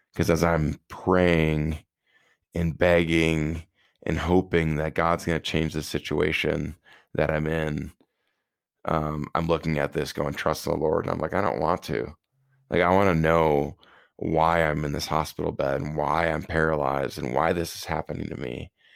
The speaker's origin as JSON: {"language": "English", "town": "Prairie du Chien", "region": "Wisconsin", "country": "United States", "tie": "born or raised there", "said": "I was heading from Winona State back down to my hometown of prairie du chien, Wisconsin"}